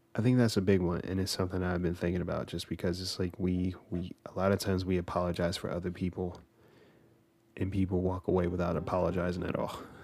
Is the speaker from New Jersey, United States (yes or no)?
yes; New Jersey, United States; moved away